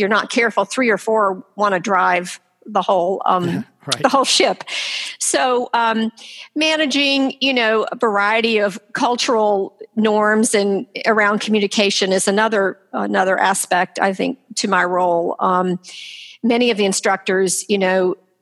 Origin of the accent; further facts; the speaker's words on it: Durham, North Carolina, United States; I grew up here in Durham